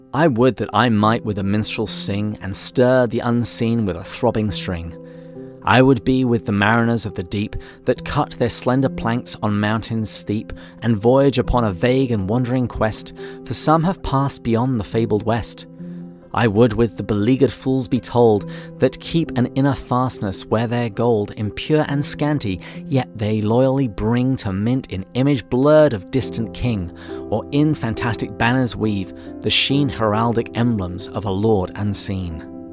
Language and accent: English; England, United Kingdom; accent: English; moved away as an adult; also born or lived in Washington, D.C. / Seattle / San Diego; now in United States; I was born and raised in England